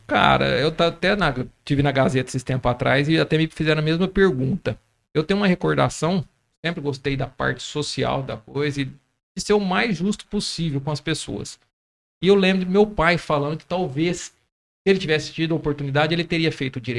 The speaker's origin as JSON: {"language": "Portuguese", "town": "Bebedouro", "region": "São Paulo", "country": "Brazil", "tie": "born or raised there", "said": "Sou nascido em Bebedouro, criado"}